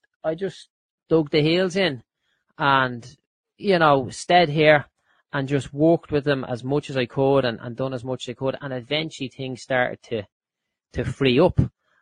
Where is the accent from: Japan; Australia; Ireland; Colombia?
Ireland; Dublin, Leinster; I grew up in Clondalkin